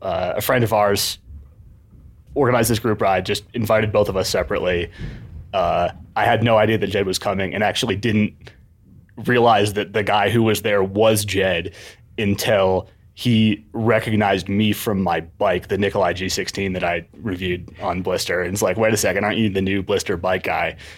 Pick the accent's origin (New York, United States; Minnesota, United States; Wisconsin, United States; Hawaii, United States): New York, United States; Ithaca; moved away as an adult; also born or lived in Southern California / Australia; now in Seattle, United States; I grew up in Ithaca, New York